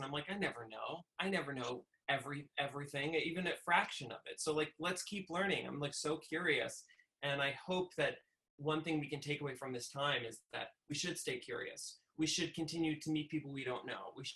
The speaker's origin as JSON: {"language": "English", "area": "Westchester", "region": "New York", "country": "United States", "tie": "born or raised there", "said": "where I grew up in Westchester"}